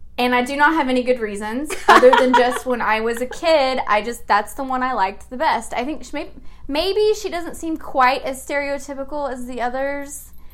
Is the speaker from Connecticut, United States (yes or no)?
no; Arkansas, United States; moved away as an adult; now in Florida, United States; So I'm originally from Arkansas. So you'll hear a little bit of that accent coming out from time to time.